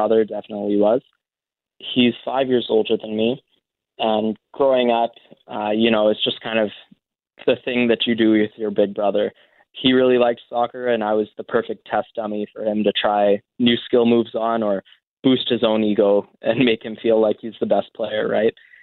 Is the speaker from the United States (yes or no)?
no; Winnipeg, Manitoba, Canada; moved away as an adult; now in Toronto, Canada; I was born and raised in Winnipeg